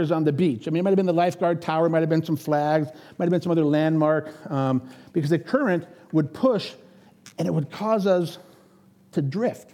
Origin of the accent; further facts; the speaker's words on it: Erie, Pennsylvania, United States; moved away as an adult; now in Minnesota, United States; I grew up in Pennsylvania on Lake Erie